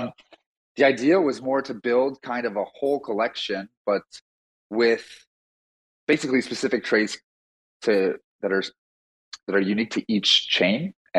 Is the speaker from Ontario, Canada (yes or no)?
no; Montreal, Quebec, Canada; I'm from Montreal, Canada, and I'm a total newbie in the whole crypto space.